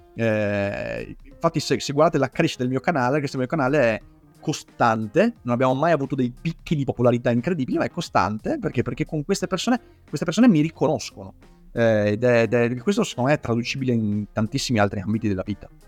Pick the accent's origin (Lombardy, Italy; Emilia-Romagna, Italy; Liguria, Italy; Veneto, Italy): Veneto, Italy; accent: Venetian; la mia cadenza veneta